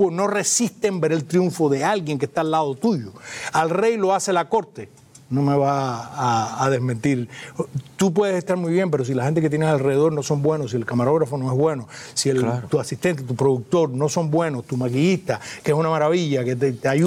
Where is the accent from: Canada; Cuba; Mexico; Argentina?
Cuba; siendo cubanos todos